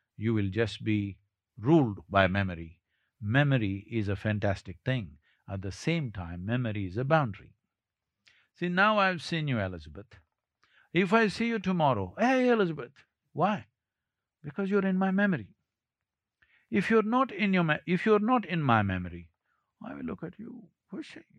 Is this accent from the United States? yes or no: no; South India, India